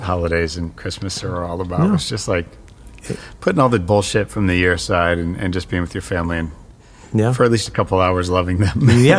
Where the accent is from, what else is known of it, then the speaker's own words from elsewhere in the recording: Indianapolis, Indiana, United States; moved away; I'm from Indianapolis originally